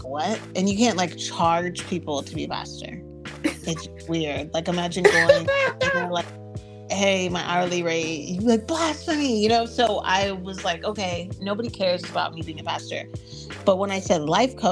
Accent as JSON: {"language": "English", "area": "Inland Empire", "region": "Southern California", "country": "United States", "tie": "born or raised there", "also_born_or_lived": "Jamaica / Temecula / Riverside / Pasadena", "said": "I was born in Jamaica, but let me not play like I lived there all my life. I wish that would be a very cool story, but no. Came back to the States fairly quickly after I was born, and then grew up in the Inland Empire, Southern California area"}